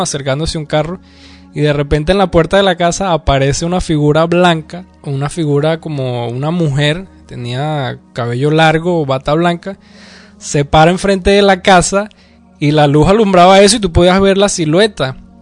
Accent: Venezuela; se nota que soy de Venezuela

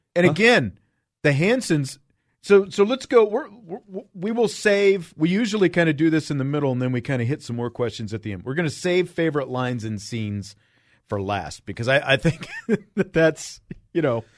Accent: Kansas, United States; Growing up in Kansas, nowhere near hockey

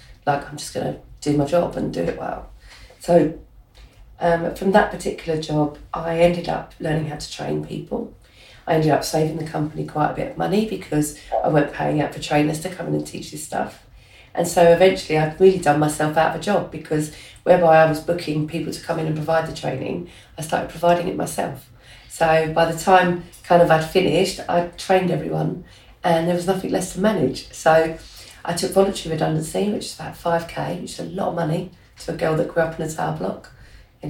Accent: London, United Kingdom; accent: Cockney; growing up in Hackney

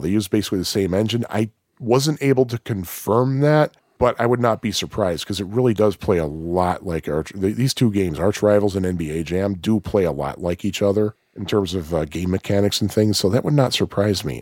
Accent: Chicago, Illinois, United States; I am a Chicagoan

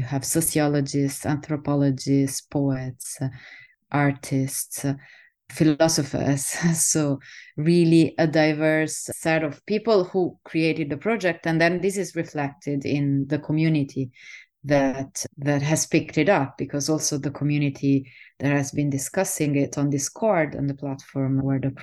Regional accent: Southern Italy, Italy; moved away; also born or lived in Netherlands

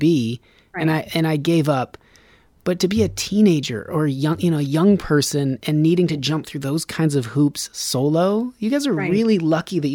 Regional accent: Reno, Nevada, United States; We're from Reno

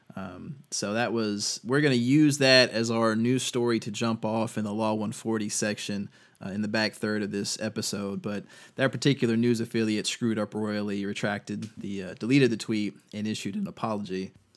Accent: North Carolina, United States; my home state of North Carolina

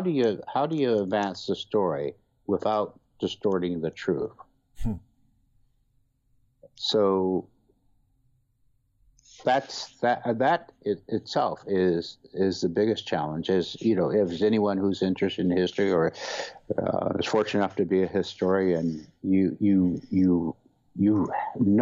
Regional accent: Missouri and Nebraska, Midwest, United States; moved away as an adult; also born or lived in Boston, Massachusetts; now in Boston area, United States; growing up in Missouri and Nebraska

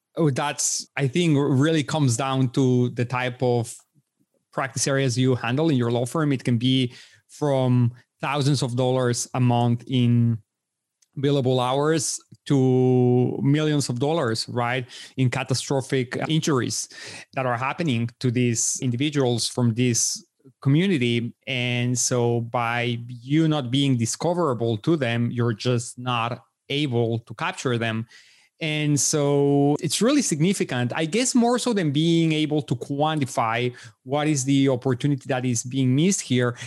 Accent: Mexico City, Mexico; moved away; I was born and raised in Mexico City

